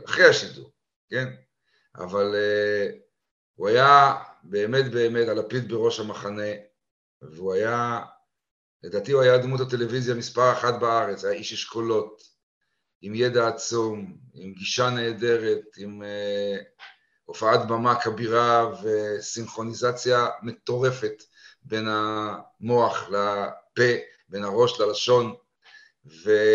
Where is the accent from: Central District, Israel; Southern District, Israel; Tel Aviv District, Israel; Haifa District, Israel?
Haifa District, Israel; Haifa; moved away as an adult; also born or lived in London; גדלתי בחיפה ולמדתי בבית ספר הריאלי